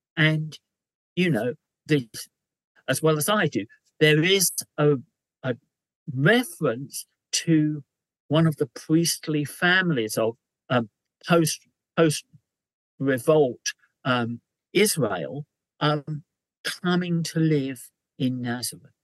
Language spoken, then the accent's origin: English; London, United Kingdom; as a Londoner